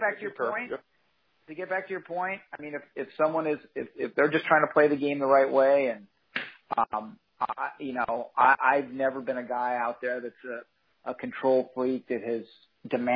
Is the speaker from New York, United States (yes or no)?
no; San Diego, California, United States; I grew up in San Diego